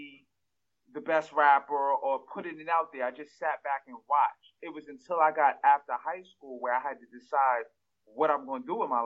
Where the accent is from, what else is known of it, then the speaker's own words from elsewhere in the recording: New York City, New York, United States; I grew up in New York